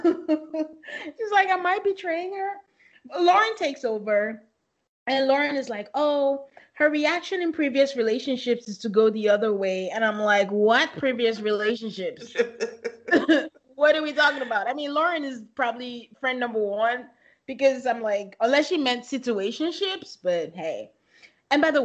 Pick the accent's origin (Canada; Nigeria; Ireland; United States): Nigeria; moved away; growing up in Nigeria